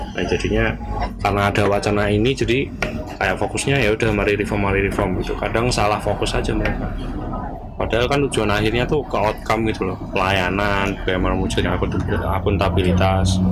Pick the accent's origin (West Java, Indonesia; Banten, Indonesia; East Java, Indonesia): East Java, Indonesia; Ponorogo; di daerahku ya, Ponorogo